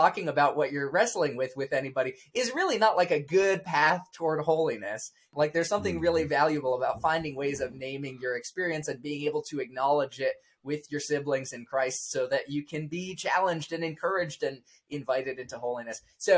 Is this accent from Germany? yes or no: no; Bandung, West Java, Indonesia; So it's within that context of growing up in Indonesia and, you know, being homeschooled, because that was sort of the best educational option we felt of the options that were available to us in Bandung, Indonesia.